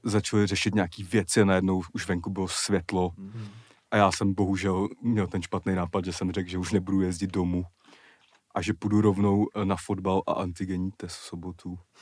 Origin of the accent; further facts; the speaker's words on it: Prague, Czechia; kde jsem vyrůstal ve Strašnicích